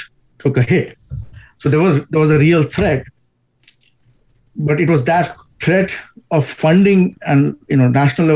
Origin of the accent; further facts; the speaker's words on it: India; I am from India